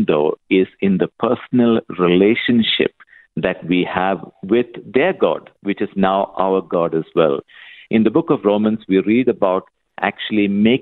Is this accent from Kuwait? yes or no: yes; Kuwait; moved away; I was born and brought up in Kuwait in the Middle East.